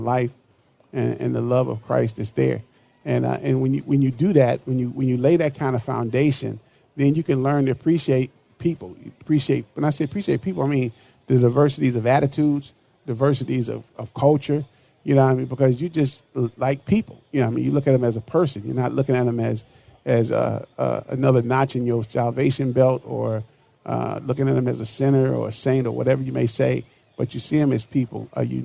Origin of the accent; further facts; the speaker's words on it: Chicago, Illinois, United States; now in Minneapolis, United States; my hometown of Chicago